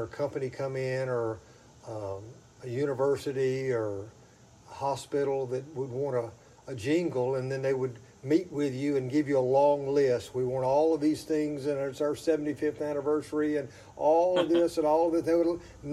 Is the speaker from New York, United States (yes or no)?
no; Mobile, Alabama area, United States; accent: southern; It's the upper corner of lower Alabama. And so that's where I'm from. Down around Mobile, Alabama area. Two little small towns I lived in there, Saraland and Satsuma. And I was raised in a family that loved music